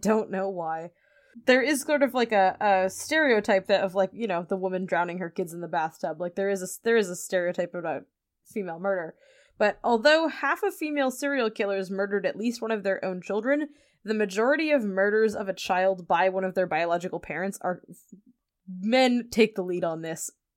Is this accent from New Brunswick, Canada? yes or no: yes; New Brunswick, Canada; I'm from New Brunswick